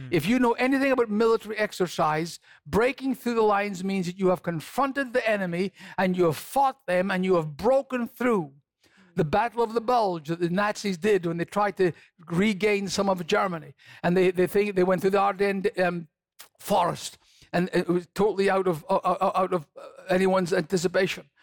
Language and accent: English; Scotland, United Kingdom; I'm from Scotland. Mm-hmm. and there are times when I get homesick for Scotland.